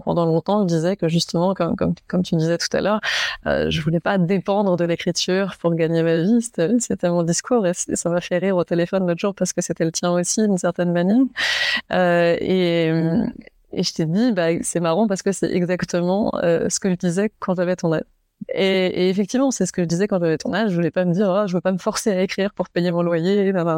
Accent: Saint-Malo, Brittany, France; moved away; j'ai grandi à Saint-Malo en, Bretagne

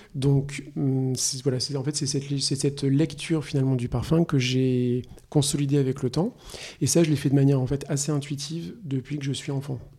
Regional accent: La Roche-Posay, Nouvelle-Aquitaine, France; moved away as an adult; also born or lived in Paris / China / Singapore / Hong Kong; Je suis né en France, à Paris. J'ai grandi à La Roche-Posay

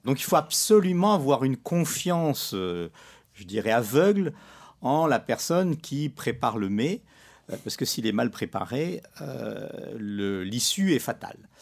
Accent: Morocco; moved away; je suis pas né dans la région, euh, je suis né au Maroc

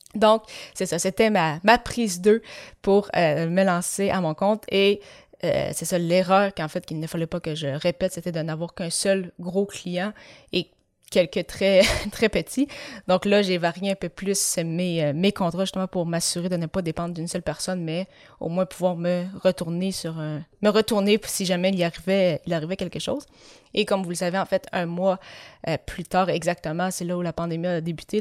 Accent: Granby, Quebec, Canada; also born or lived in La Tuque, Mauricie, Quebec; J'ai par la suite déménagé à Granby où j'ai vécu pendant plus de 17 ans et demi

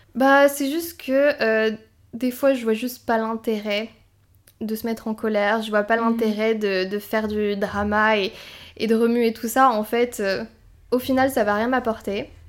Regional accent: south of France, France; je viens du sud de la France

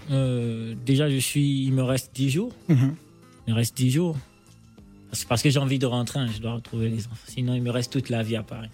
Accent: Gabon; accent: Gabonese; also born or lived in Port-Gentil, Gabon / Libreville, Gabon; mon accent gabonais

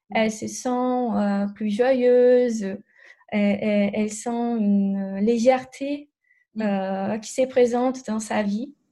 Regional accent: Brazil; French is a second language; Je suis brésilienne, je, n'avais pas dit, mais peut-être mon, mon accent.

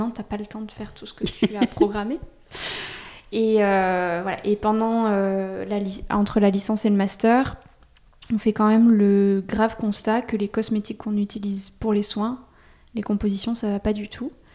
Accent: Auvergne-Rhône-Alpes, France; moved away as an adult; now in Bordeaux, France; moi, je suis pas du tout de la région, je suis d'Auvergne. Je débarque à Bordeaux pour mes études

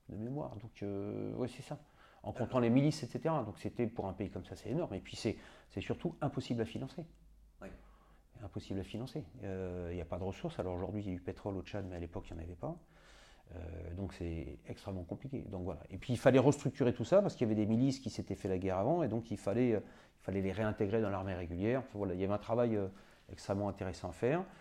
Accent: Madagascar; moved away; also born or lived in Senegal; moi, j'étais né en Afrique, j'avais vécu en Afrique, j'étais à Madagascar quand j'étais enfant, je suis né au Sénégal.

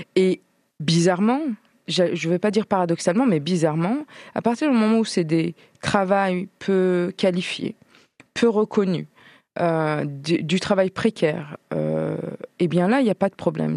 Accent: Troyes, Grand Est, France; now in Strasbourg, France; Je viens de Troyes, c'est c'est ma ville natale

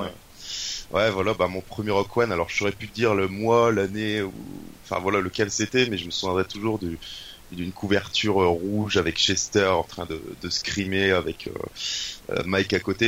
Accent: Douai, Hauts-de-France, France; je viens du nord de la France, donc dans le nord Pas-de-Calais ou les Hauts-de-France comme tu préfères, euh, à Douai exactement.

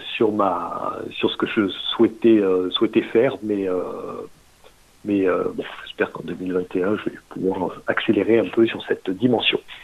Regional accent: Marseille, Provence-Alpes-Côte d'Azur, France; also born or lived in Toronto, Canada; Je suis, je suis marseillais

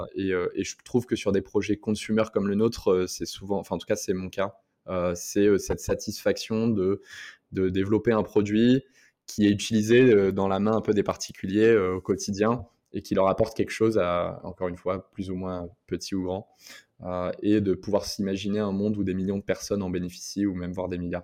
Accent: France; moved away as an adult; also born or lived in Montreal, Canada; je suis français à la base

